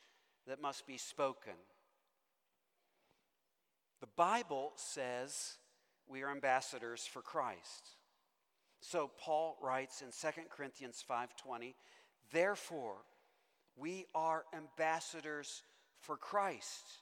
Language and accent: English; Owensboro, Kentucky, United States; moved away; when I grew up in Owensboro, Kentucky